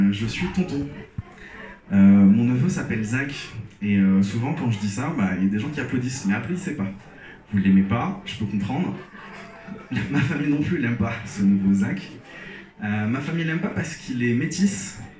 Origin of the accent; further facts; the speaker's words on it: Algeria; j'ai grandi en Algérie, je suis algérien et souvent on me demande pourquoi j'ai pas d'accent.